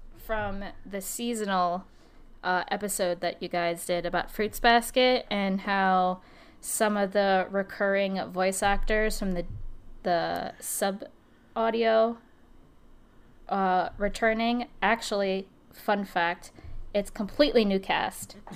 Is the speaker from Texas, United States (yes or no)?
no; New Jersey, United States; I'm from Jersey